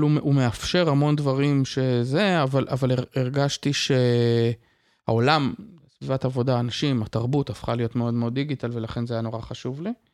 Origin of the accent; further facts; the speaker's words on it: Israel; also born or lived in Kvutzat Yavne, Israel / Tiberias, Israel; למדתי בקבוצת אה, יבנה כשגרנו שם, ואחר כך למדתי במוסד אה, אקדמי משמעותי מאוד שנקרא מקיף דתי טבריה